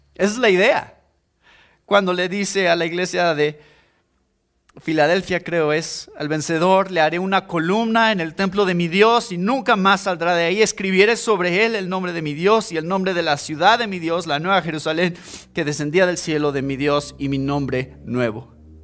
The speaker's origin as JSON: {"language": "Spanish", "country": "Mexico", "said": "Somos cristianos primero y esa es nuestra identidad primeramente y después somos mexicanos"}